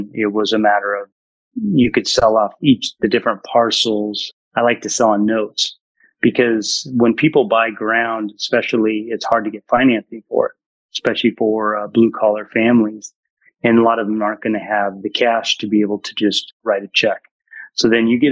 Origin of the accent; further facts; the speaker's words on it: Ridgefield, Washington, United States; I'm from Ridgefield, Washington